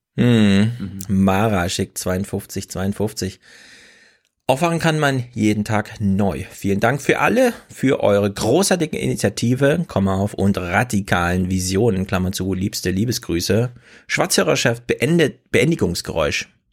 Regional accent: East Germany, Germany; now in Frankfurt, Germany; In Ostdeutschland, wo ich herkomme, heißt es Fasching

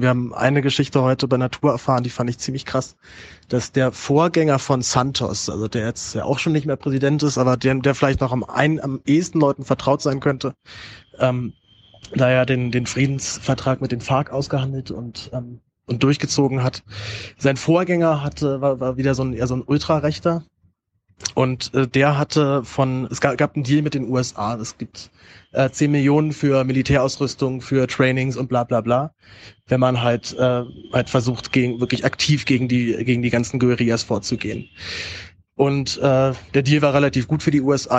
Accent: Berlin, Germany; meine Heimatstadt Berlin

